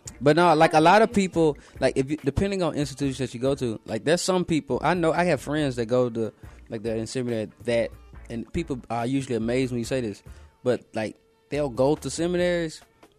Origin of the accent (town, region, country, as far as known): Memphis, Tennessee, United States